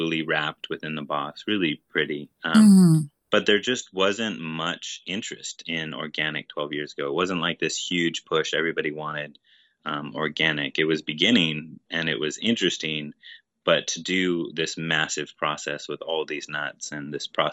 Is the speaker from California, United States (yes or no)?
no; Honokaa, Hawaii, United States; I was born in Honoka'a and grew up here in Hawaii